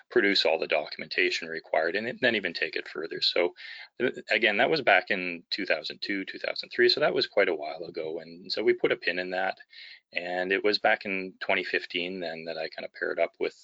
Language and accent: English; Vancouver, British Columbia, Canada; I'm from Vancouver, British Columbia, and a securities lawyer here